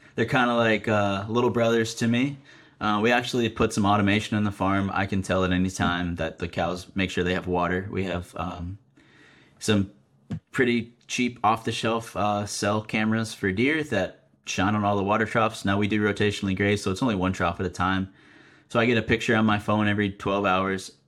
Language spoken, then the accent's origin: English; Vermont, United States; moved away; Ridgeview Cattle Company, where I grew up in Vermont